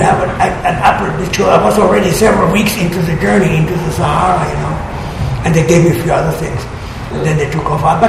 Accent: small town near Hanover, Lower Saxony, Germany; moved away as an adult; It's in Germany, in a small town where I was born. It's near Hanover

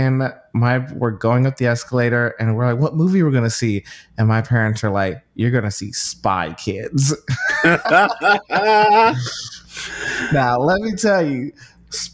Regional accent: Chicago, Illinois, United States; growing up in Chicago

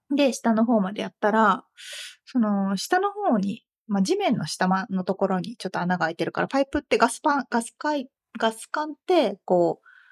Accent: Japan; 私もみつさんも日本で生まれ育ったじゃないですか

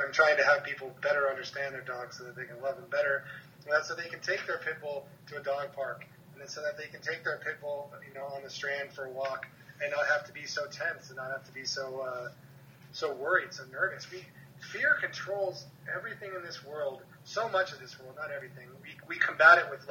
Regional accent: Hermosa Beach, California, United States; I'm from Hermosa Beach, it's a very small city, so we had a very competitive baseball team

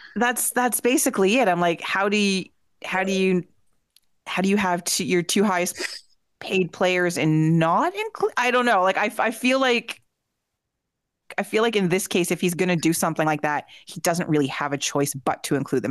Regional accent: Peterborough, Ontario, Canada; my hometown of Peterborough, Ontario

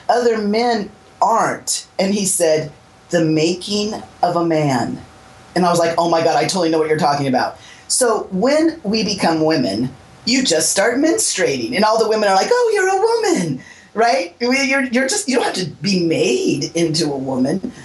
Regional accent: Southern California, United States; I was born in 1961, but I was born here in Southern California

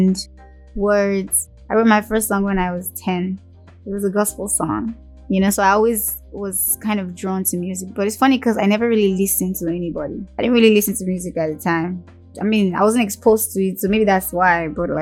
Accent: Lagos, Nigeria; also born or lived in Ojuelegba; I was born when we were living in Ojolegba, and I was raised in Surulere

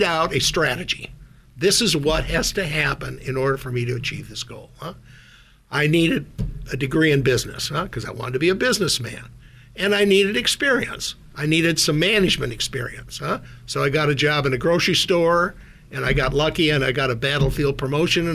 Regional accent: Minot, North Dakota, United States; also born or lived in Minnesota; now in Silicon Valley, United States; I grew up in Minot, North Dakota, a town of about, at the time, 25, 30,000 people.

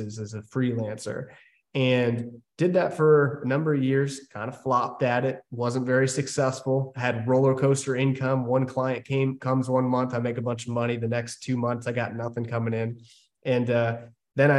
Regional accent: Maryland, United States; I grew up in Maryland

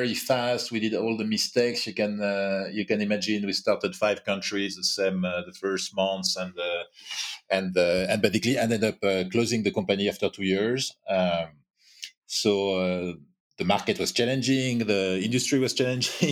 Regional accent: France; accent: French; English is a second language; also born or lived in Asia / New York; now in Paris, France; But was born in France and I'm quite French, as you can hear

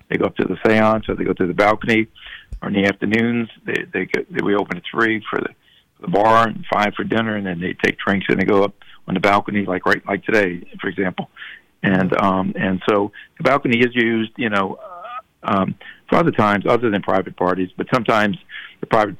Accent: Metairie, Louisiana, United States; I'm from Bucktown

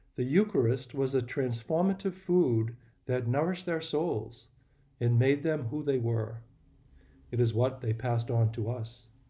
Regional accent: Boston, Massachusetts, United States; now in New Smyrna Beach, United States; I'm from Boston

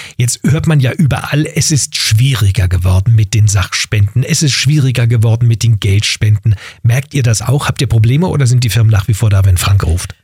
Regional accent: Berlin, Germany; meine Geburtsstadt Berlin

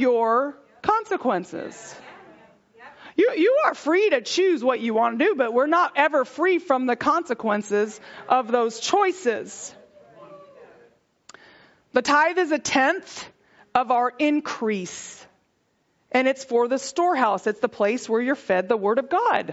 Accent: Texas, United States; I'm from Texas

